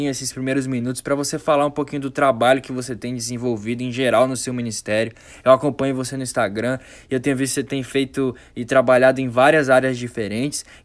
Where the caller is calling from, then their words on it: Ilhéus, Bahia, Brazil; sou aqui de Ilhéus, na Bahia